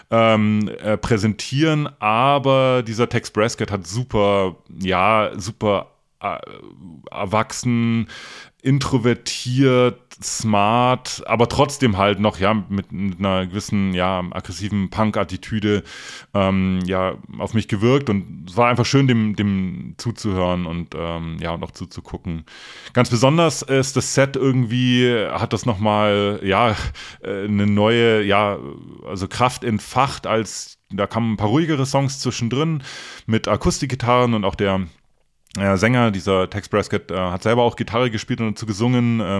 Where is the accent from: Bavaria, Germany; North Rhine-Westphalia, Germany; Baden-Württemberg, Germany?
Bavaria, Germany; Donauwörth; ich glaube es war 1991, auf dem Baggersee Open Air in meiner Heimatstadt Donauwörth.